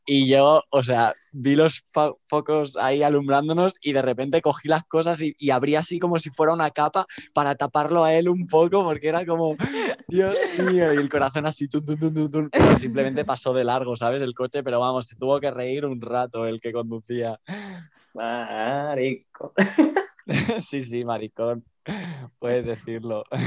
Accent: Barcelona, Catalonia, Spain; moved away as an adult; now in Madrid, Spain; Soy originalmente de Barcelona, pero ahora estoy viviendo en Madrid por razones de formación y de búsqueda de empleo

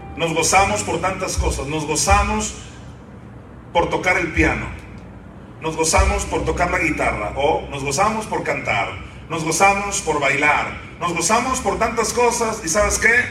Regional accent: Sinaloa, Mexico; yo nací en Sinaloa

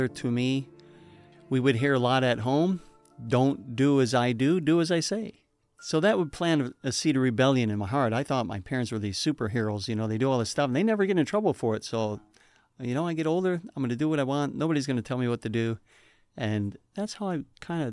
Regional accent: Buffalo, New York, United States; now in Michigan, United States; I grew up in Buffalo, New York, in a big city

